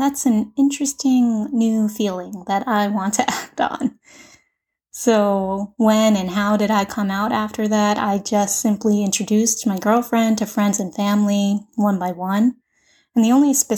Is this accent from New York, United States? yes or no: yes; New York City, New York, United States; I was born and bred in New York City, Queens, where I still live today